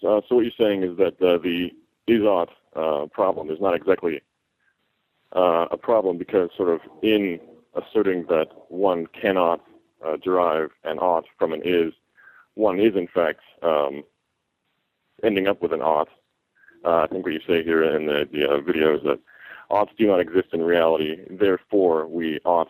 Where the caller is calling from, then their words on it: California, United States; I'm calling from California.